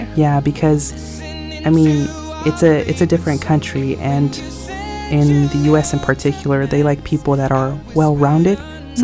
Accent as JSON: {"language": "English", "country": "United States", "accent": "American", "moved": "yes", "said": "my accent is an American accent"}